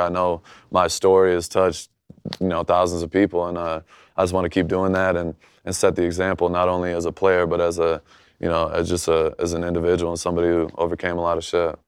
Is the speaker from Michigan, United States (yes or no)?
yes; Michigan, United States; growing up in Michigan